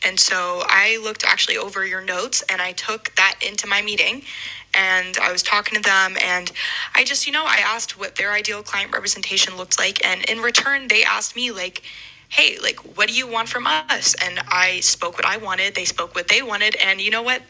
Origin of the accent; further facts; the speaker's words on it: Atlanta, Georgia, United States; moved away as an adult; also born or lived in Springfield, Missouri; I'm originally from Atlanta